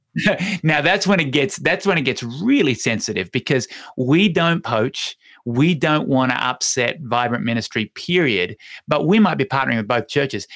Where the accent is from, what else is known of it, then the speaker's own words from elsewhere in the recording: Hobart, Tasmania, Australia; now in Longmont, United States; Mount Wellington is my hometown, so it's called Hobart